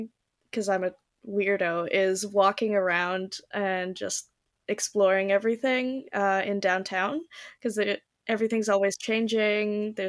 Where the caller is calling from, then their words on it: Delta, British Columbia, Canada; I'm joining you from Delta, so like one of the suburbs in Vancouver, essentially.